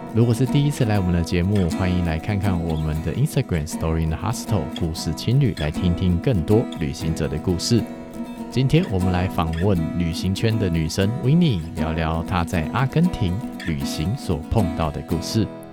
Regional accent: Taiwan; 对于我们台湾人来说

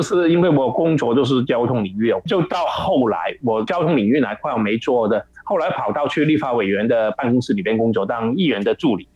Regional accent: Hong Kong; moved away as an adult; also born or lived in Taichung, Taiwan; now in Taiwan; 我就回香港

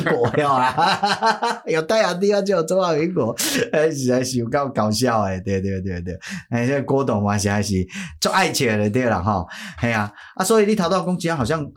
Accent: Taiwan; 咱作为一个台湾人

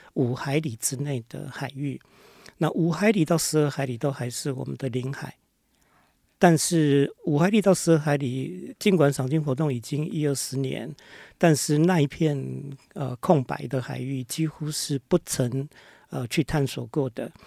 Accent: Hualien, Hualien County, Taiwan; 我是花莲人，啊，生嗯。长在花莲

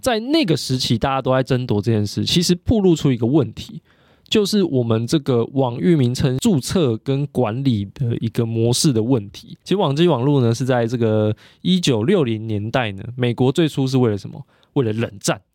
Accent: Taiwan; 我是台湾人欸

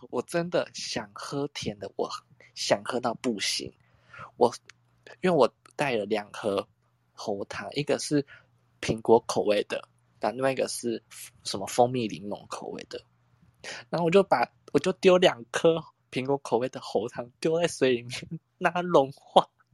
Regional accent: Tainan, Taiwan; 身为台南人的我

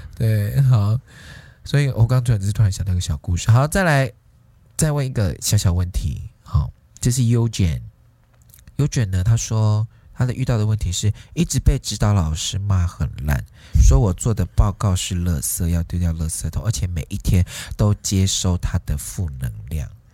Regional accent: Taiwan; 我们台湾人

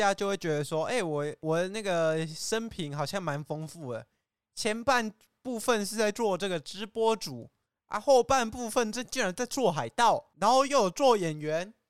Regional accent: China; 哦，没有，因为我怕你不相信我来自对岸。

